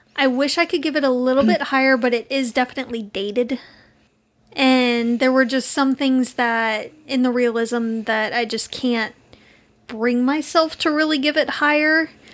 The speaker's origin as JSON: {"language": "English", "region": "Texas", "country": "United States", "said": "we're from Texas."}